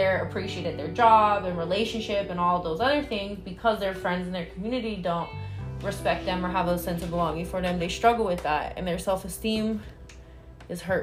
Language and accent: English; Vallejo, California, United States; I'm from the Bay Area. I'm from Vallejo, California.